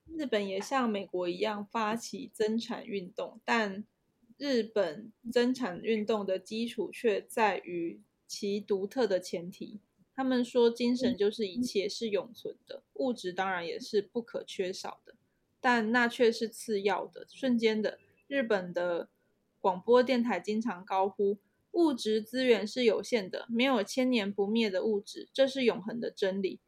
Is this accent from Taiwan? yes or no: yes; Taiwan; 我们身为台湾人